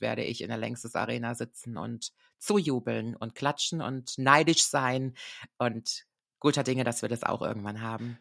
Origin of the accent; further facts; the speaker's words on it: Koblenz, Rhineland-Palatinate, Germany; ich liebe ja meine Heimat sehr. Wirklich, ich bin sehr, sehr Koblenz verbunden